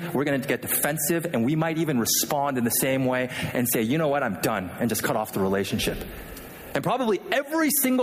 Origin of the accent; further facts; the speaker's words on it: Vancouver, British Columbia, Canada; also born or lived in Philadelphia, United States; now in Michigan, United States; as a kid, I grew up in Vancouver, Canada. Not Vancouver, Washington, but the real Vancouver, Canada